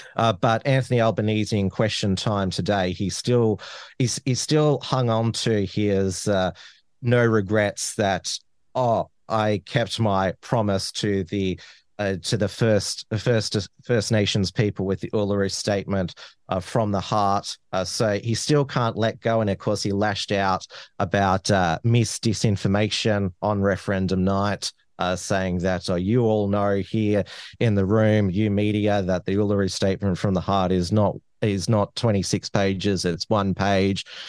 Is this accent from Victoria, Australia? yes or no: yes; Melbourne, Victoria, Australia; the neighboring electorates where I grew up in Flinders and, and Dunkley